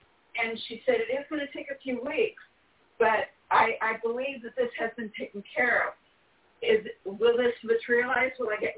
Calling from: California, United States; from California, and my date of birth is July the 6th, 1951.

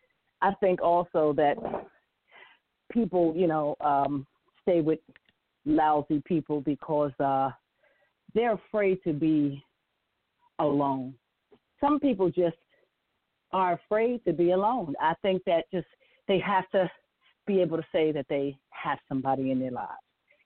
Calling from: Windsor Mill, Maryland, United States; I'm from Windsor Mill, Maryland.

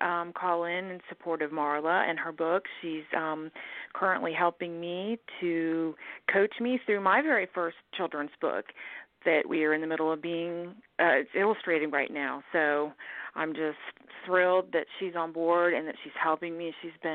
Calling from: Alabama, United States; I'm calling from Alabama.

